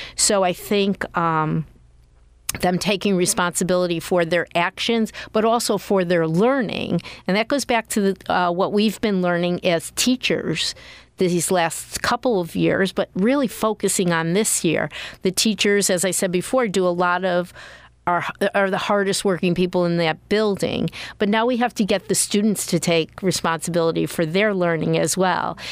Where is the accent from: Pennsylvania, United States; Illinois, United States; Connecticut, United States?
Connecticut, United States; moved away; I grew up in Connecticut.